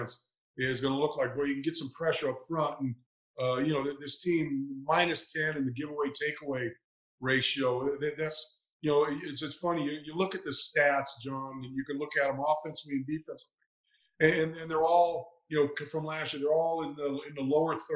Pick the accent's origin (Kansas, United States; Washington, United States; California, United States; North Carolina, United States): California, United States; Northern; moved away as an adult; I grew up in Northern California and really had never been east of Nevada in my life